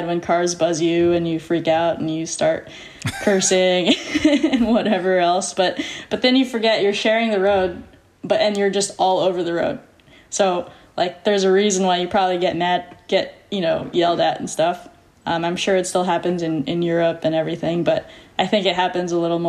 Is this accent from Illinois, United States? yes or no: no; Tustin, California, United States; also born or lived in Newport Beach, California; I grew up in Tustin, California.